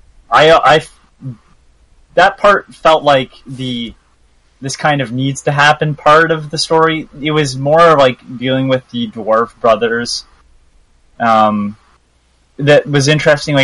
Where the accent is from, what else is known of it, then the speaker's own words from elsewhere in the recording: Canada; I'm Canadian